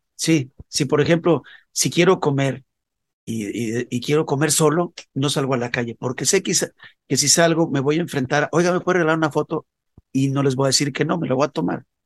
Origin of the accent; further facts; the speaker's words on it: León, Guanajuato, Mexico; moved away as an adult; also born or lived in Mexico City; Empecé a salir de mi ciudad natal, que es León, Guanajuato